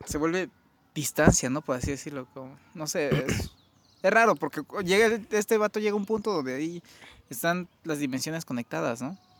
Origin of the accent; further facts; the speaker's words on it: Mexico; somos mexicanos